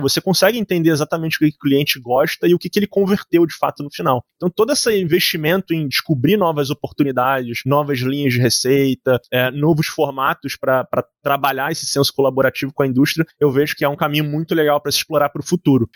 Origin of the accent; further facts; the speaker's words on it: Rio de Janeiro, Brazil; eu, eu sou carioca